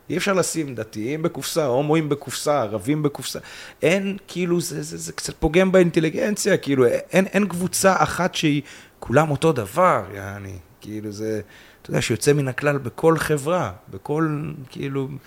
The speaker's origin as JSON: {"language": "Hebrew", "town": "Kiryat Gat", "region": "Southern District", "country": "Israel", "tie": "born or raised there", "moved": "as an adult", "lives_now": "central Israel", "said": "אני אמנם חי פה 10-11 שנים במרכז, אבל אני בא מקריית גת ומבית של אימא אה, שלי, אחי, אחותי, דתיים"}